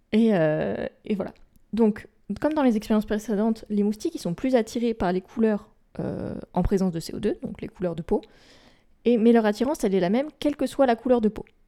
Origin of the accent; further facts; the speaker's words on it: France; chez nous, en France métropolitaine